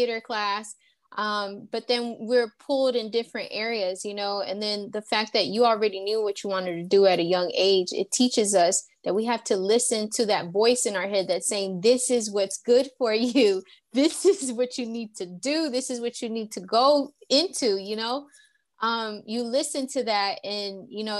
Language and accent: English; the South, United States; down south